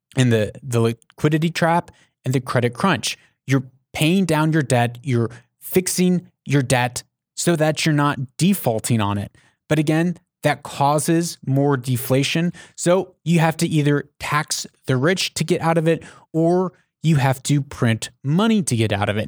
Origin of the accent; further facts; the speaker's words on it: United States; I'm an American